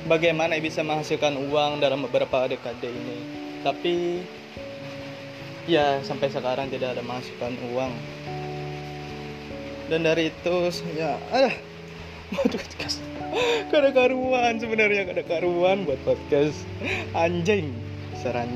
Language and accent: Indonesian; South Kalimantan, Indonesia; Indonesian is a second language; maaf ya bahasa Indonesia gue kurang lancar soalnya gue orang Banjar dan gue kurang fasih berbahasa Indonesia